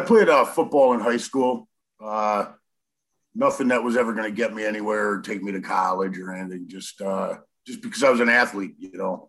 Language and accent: English; 60 miles north of Milwaukee, Wisconsin, United States; I'm from the Midwest. Uh, about 60 miles north of Milwaukee